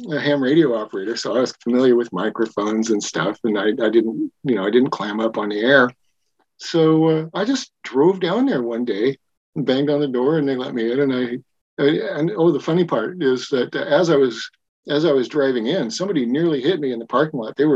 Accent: Wyoming, United States; now in Eugene, United States; grew up in Wyoming, and you know, I was kind of a redneck out there. And when we moved to Eugene, I just totally moved to the left and embraced the tie-dye hippie culture.

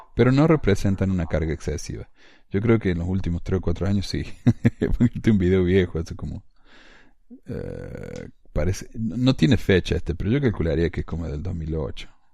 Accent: Córdoba, Argentina; accent: cordobés; now in Ogden, United States; yo soy de Córdoba, porque tengo acento cordobés obviamente.

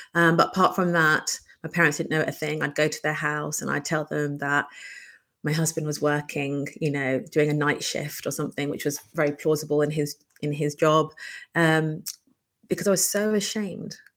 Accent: United Kingdom; I am British Bangladeshi. Um, born and brought up here from a conservative yet progressive Bangladeshi background

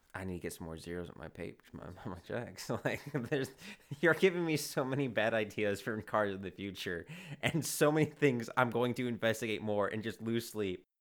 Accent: Chicago, Illinois, United States; I'm from Chicago

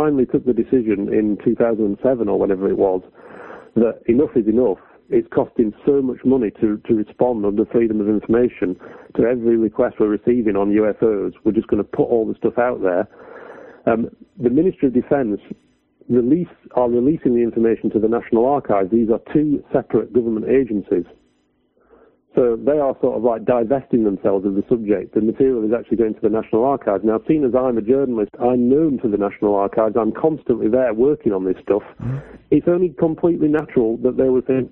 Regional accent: United Kingdom; as a British taxpayer

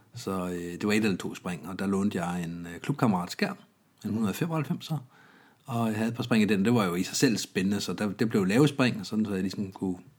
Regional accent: Denmark; Jeg er vokset op i Jylland

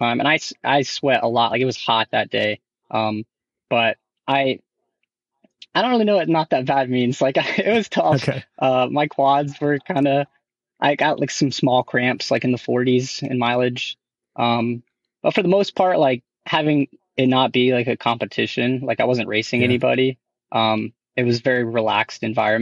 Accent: Newnan, Georgia, United States; now in Augusta, United States; my hometown in Noonan.

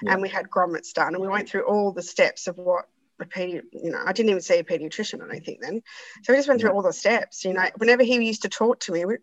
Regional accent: Perth, Western Australia, Australia; I'm from Perth

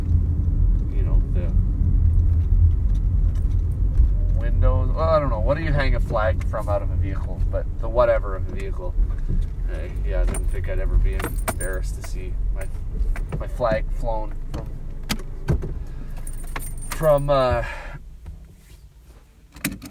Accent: Canada; I'm Canadian

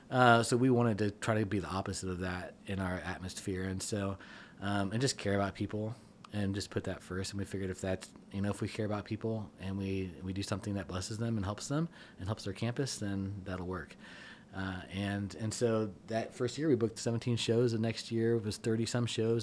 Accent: Kansas City, United States; moved away; I'm initially from Kansas City

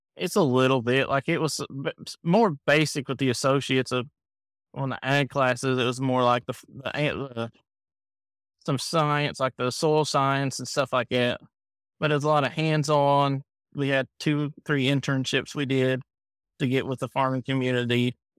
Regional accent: Camden, Ohio, United States; now in Kentucky, United States; We grew up in Ohio, Camden, which is between Cincinnati and Dayton

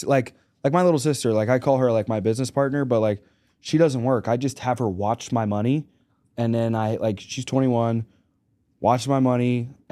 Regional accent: Pittsburgh, Pennsylvania, United States; also born or lived in Arkansas; I like the Cowboys. I'm from Arkansas. So I'm from Arkansas and Pittsburgh.

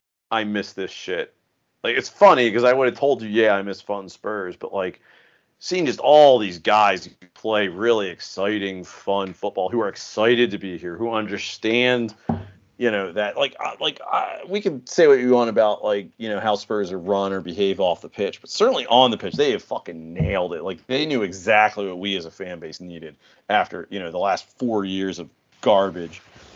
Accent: United States; I'm an American who's only been a fan for, you know, however many years. I didn't grow up with this

